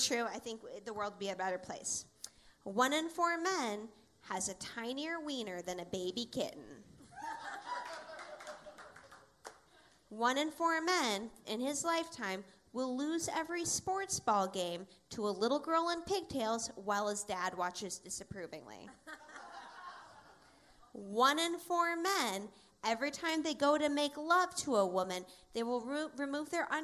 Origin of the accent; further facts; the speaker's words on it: Seattle, Washington, United States; I grew up in Seattle, and I was bullied a lot growing up in Seattle.